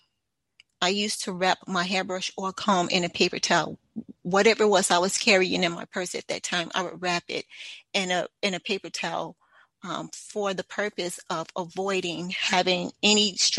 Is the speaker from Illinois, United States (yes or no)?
yes; Chicago, Illinois, United States; moved away as an adult; also born or lived in Maryland; I was born and raised in Chicago, Illinois, and in the mid-90s, I moved to Maryland for almost a decade prior to moving back to the Chicagoland area